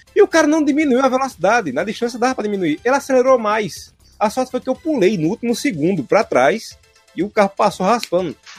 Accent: Northeast, Northeast Brazil, Brazil; aqui no Nordeste a gente tem os cavaleiros

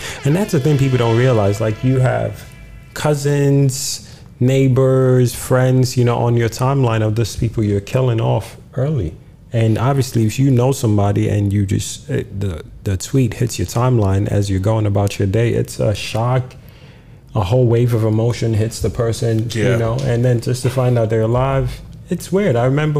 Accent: Ghana; So shout out to the Nigerian people that push on the culture. As a Ghanaian man, I'm happy for you people.

